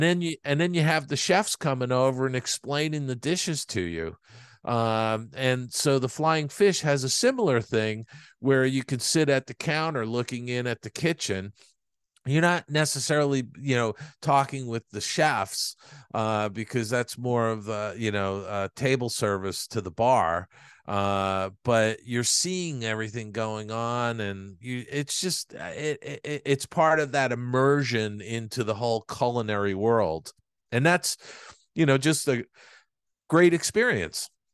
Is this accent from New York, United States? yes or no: yes; New York, United States; moved away as an adult; also born or lived in Los Angeles; when I was growing up in New York